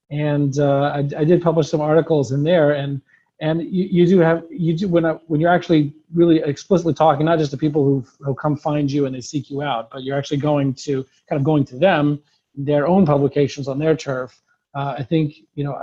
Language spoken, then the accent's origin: English; Nashville, Tennessee, United States; Again, I'm from Nashville, Tennessee, so in honor of that, I named the blog Dixie Yid.